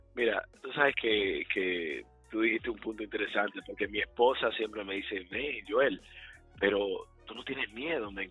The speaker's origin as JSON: {"language": "Spanish", "country": "Dominican Republic", "moved": "yes", "lives_now": "Charlotte, United States", "said": "como dominicanos específicamente latinos en general, que están haciendo cosas buenas aquí en Carolina del Norte"}